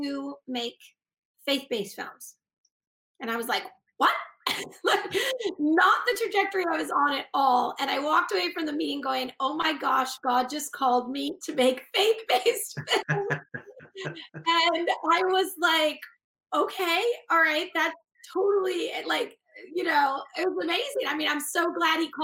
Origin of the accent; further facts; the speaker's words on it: Boston, Massachusetts, United States; moved away as an adult; also born or lived in Los Angeles / New Mexico; we're from Boston, Massachusetts, like upstate Massachusetts